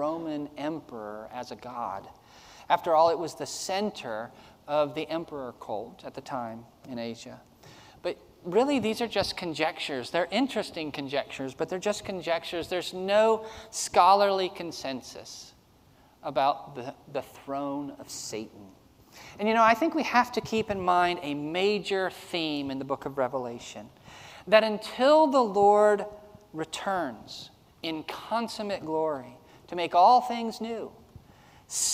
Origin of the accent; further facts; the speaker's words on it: Snellville, Georgia, United States; I grew up in Snellville, Georgia